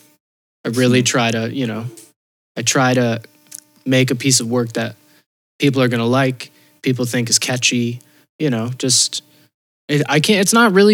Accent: Northfield, Vermont, United States; now in Amsterdam, Netherlands; my hometown in Northfield

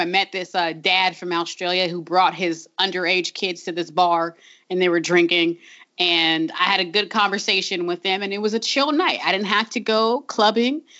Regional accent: Long Beach, California, United States; I'm from Long Beach, where um, that's a city that desperately wants to be Portland

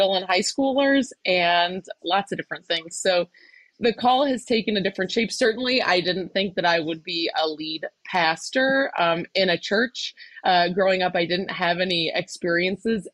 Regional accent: Buffalo, New York, United States; now in New Jersey, United States; I'm originally from Buffalo, New York. I did not grow up in New Jersey

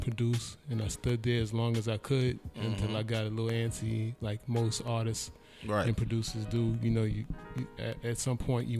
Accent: New York City, New York, United States; I'm from the South Bronx, so, I call myself a frustrated Puerto Rican

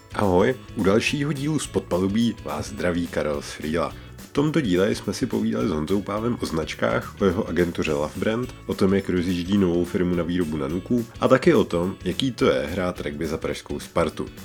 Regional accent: Nymburk, Central Bohemian Region, Czechia; Jakožto rodilý Nimburák

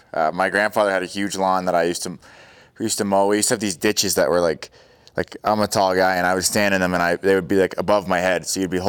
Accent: Yarmouth, Nova Scotia, Canada; born or raised there; moved away as an adult

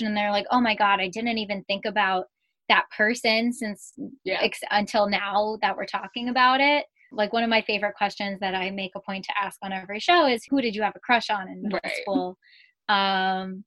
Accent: Yorktown Heights, New York, United States; I grew up in Westchester, in Yorktown Heights, which is about like an hour and a half outside the city.

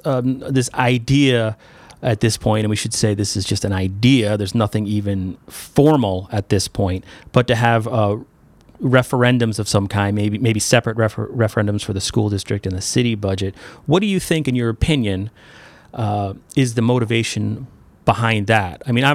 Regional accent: New York, United States; moved away as an adult; now in Derby, United States; I come from New York, where everybody was 4 years, and it was different for me to come here as a reporter

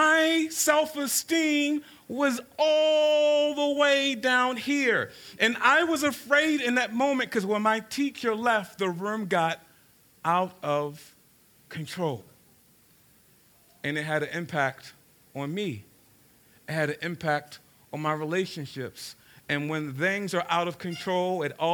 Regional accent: Baltimore, Maryland, United States; I grew up in South Baltimore in a place called Cherry Hill

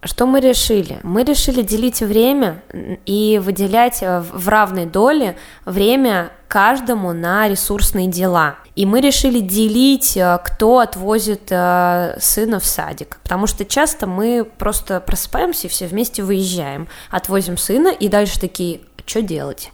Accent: Samara, Samara Oblast, Russia; also born or lived in Moscow; мне 25 лет, я родом из Самары

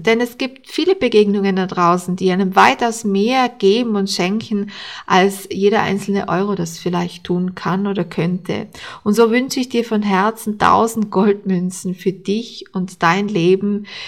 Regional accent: Austria; bei uns in Österreich

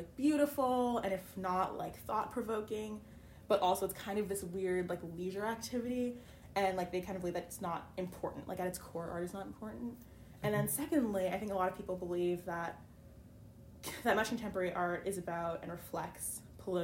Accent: Connecticut, United States; I'm from Connecticut, so not too far from here

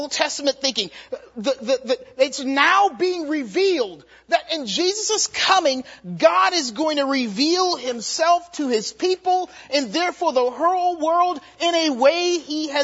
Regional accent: Charleston, South Carolina, United States; I'm from Charleston, South Carolina

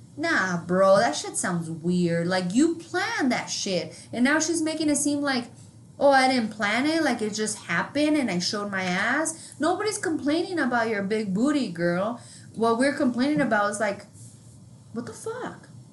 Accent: New Mexico, United States; we're from New Mexico and not New York

